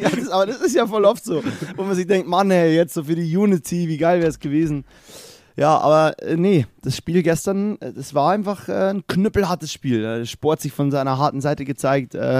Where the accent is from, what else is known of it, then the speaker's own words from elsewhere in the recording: Germany; so als Deutscher